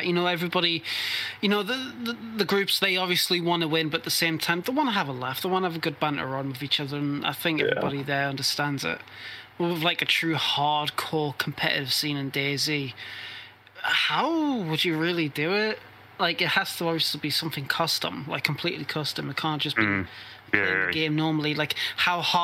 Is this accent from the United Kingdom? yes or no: yes; United Kingdom; I'm British